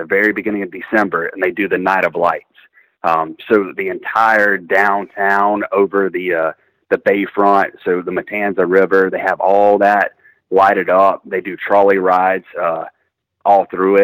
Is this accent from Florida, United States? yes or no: yes; Starke, Florida, United States; now in St. Augustine, United States; I grew up in Stark, Florida